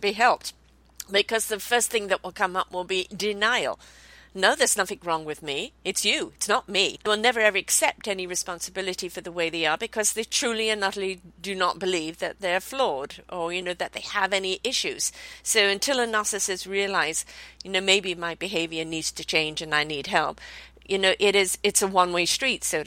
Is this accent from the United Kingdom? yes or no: yes; United Kingdom; I'm British born.